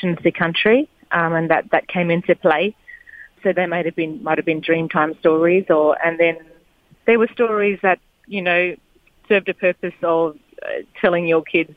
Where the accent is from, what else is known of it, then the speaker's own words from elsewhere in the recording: Daly River, Northern Territory, Australia; So I grew up in a little community called Daly River. So it's southwest of Darwin